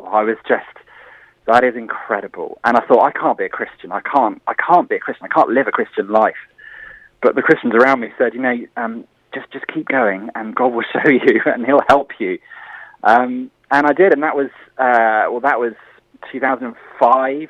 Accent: Bournemouth, South West England, United Kingdom; moved away as an adult; I moved back to Bournemouth, actually, in 2009. And back to my hometown

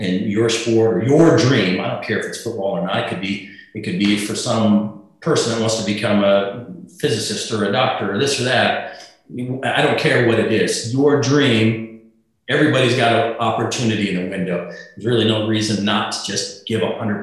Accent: South Dakota, United States; moved away; I was a guy from South Dakota

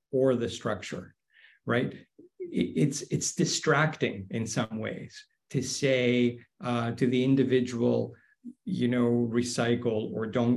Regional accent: Greece; moved away; my home country of Greece

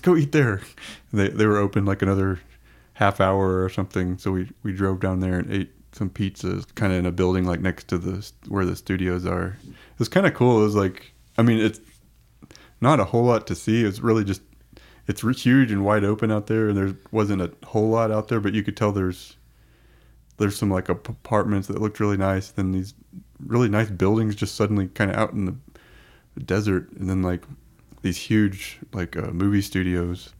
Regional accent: Texas, United States; we're from Texas

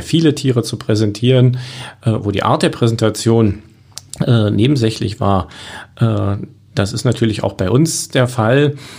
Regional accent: Berlin, Germany; moved away as an adult; now in Cottbus, Germany; Ich komme ja aus Berlin

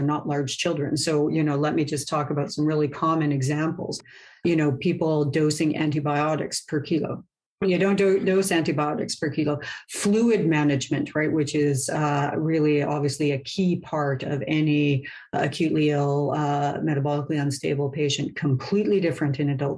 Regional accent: Canada; I'm Canadian

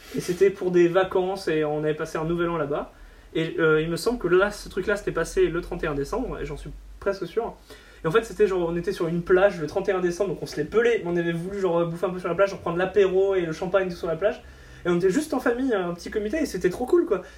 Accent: Boulogne-sur-Mer, Hauts-de-France, France; chez moi à Boulogne

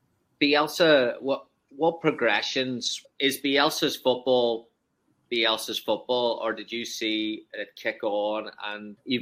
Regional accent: Ireland; as an Irish, growing up in Ireland

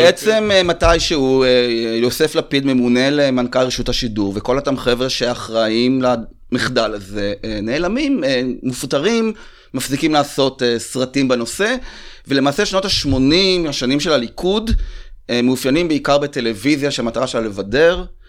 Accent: Rehovot, Central District, Israel; אנחנו מרחוב, אז זה מחולק. הצפון זה אשכנזי, ליד מכון ויצמן, הדרום זה שעריים ומר מורק. אז היינו כאילו, אני ממש ככה זוכר שבכיתה ג' לקחו אותי להפגין נגד האינטגרציה

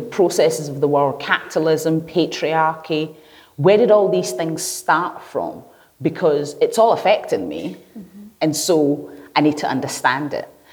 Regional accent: Glasgow, Scotland, United Kingdom; also born or lived in Lagos Island, Lagos, Nigeria; when I first moved here, and I grew up in the East End, not far away from here

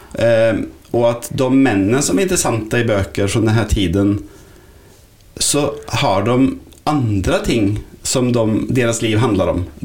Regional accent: Sweden; Norwegian is a second language; now in Norway; jeg er svensk.

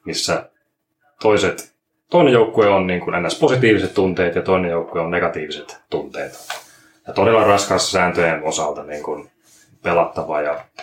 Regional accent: Jämsä, Central Finland, Finland; now in Turku, Finland; mä oon Keski-Suomesta tänne Jämsästä tarkemmin Turkuun eksynyt

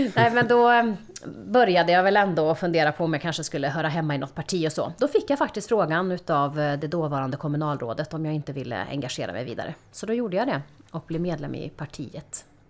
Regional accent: Karlstad, Värmland, Sweden; Jag är uppvuxen i Karlstad i ett medelklassområde

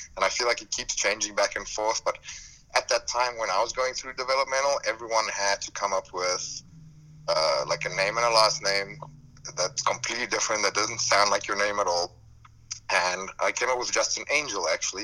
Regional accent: South Africa; moved away as an adult; now in United States; I grew up in South Africa, and that's where I mainly worked

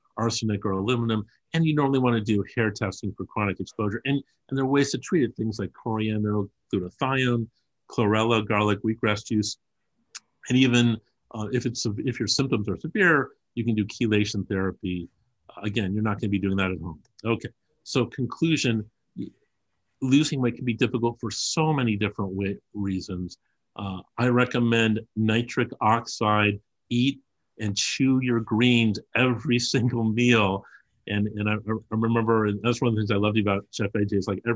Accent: Los Angeles, California, United States; I grew up as a child in Los Angeles.

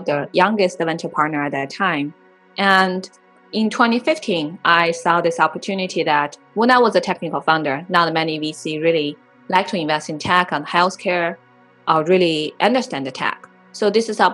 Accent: Inner Mongolia, China; moved away as an adult; now in United States; I was born and raised in Inner Mongolia

